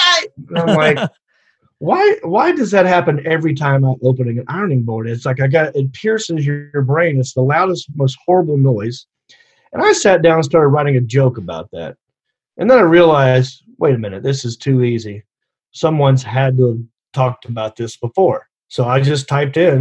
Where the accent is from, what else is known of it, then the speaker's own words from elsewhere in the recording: Hickory, North Carolina, United States; accent: southern; moved away as an adult; also born or lived in Los Angeles, United States; I grew up in Hickory, North Carolina